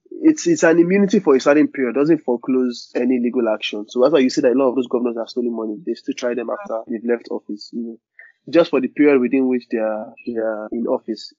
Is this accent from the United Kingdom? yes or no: no; Nigeria; as Nigerians